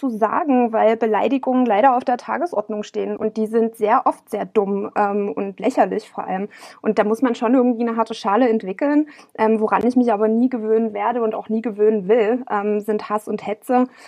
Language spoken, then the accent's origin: German; East Germany, Germany; als Ossi ist es dann immer noch so ständig eben nur als Jammer-Ossi dazustehen und, und nicht als ähm, Vertreterin legitimer Interessen eines ja schon sehr großen Landstrichs